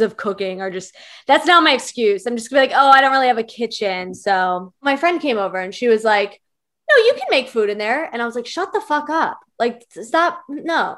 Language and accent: English; Virginia, United States; I'm from Virginia